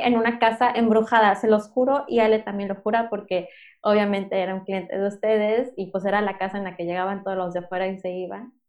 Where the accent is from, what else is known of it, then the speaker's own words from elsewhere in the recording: Mexico City, Mexico; moved away as an adult; now in Playa del Carmen, Mexico; yo soy originaria de la Ciudad de México